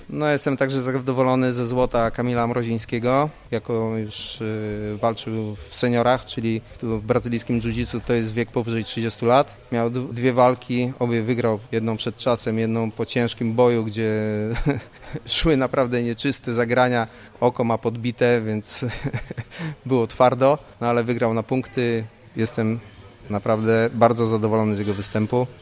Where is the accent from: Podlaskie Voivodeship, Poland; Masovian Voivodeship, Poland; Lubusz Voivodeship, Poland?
Lubusz Voivodeship, Poland; Gorzów Wielkopolski; u nas w Gorzowie